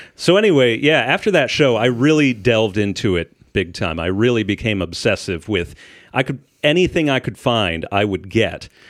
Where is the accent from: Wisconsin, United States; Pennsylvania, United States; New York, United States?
Pennsylvania, United States; Shippensburg; now in Indiana, United States; I'm from Shippensburg, which is in the middle of the state, in Amish country